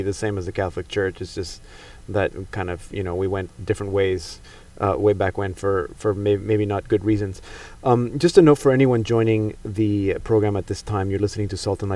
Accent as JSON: {"language": "English", "country": "Panama", "tie": "born or raised there", "said": "I grew up in Panama, and my school was an Episcopal school"}